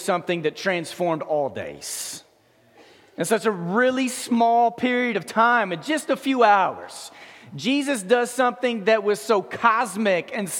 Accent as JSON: {"language": "English", "town": "Memphis", "region": "Tennessee", "country": "United States", "said": "I was from Memphis"}